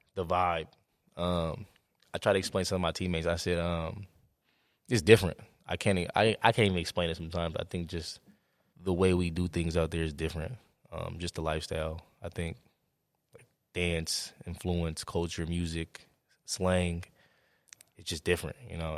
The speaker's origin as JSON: {"language": "English", "town": "Oakland", "region": "California", "country": "United States", "tie": "born or raised there", "moved": "yes", "said": "growing up in Oakland"}